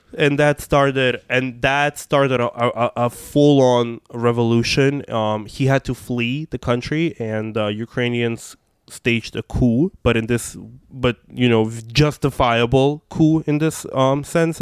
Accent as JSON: {"language": "English", "region": "Moscow", "country": "Russia", "tie": "born or raised there", "also_born_or_lived": "Brooklyn, New York", "first_language": "Russian", "second_language": "English", "moved": "as an adult", "lives_now": "New York, United States", "said": "I grew up in Moscow. That's, um, Russian is my first language"}